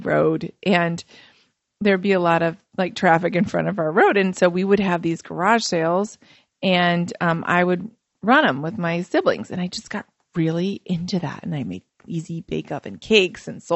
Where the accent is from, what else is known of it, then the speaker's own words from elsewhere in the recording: Fort Wayne, Indiana, United States; I grew up in Fort Wayne, Indiana, and I'm Macedonian